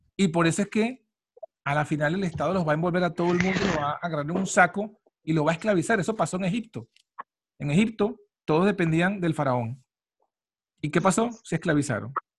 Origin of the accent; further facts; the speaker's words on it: Venezuela; moved away; uno en Latinoamérica, en Venezuela, porque yo soy de Venezuela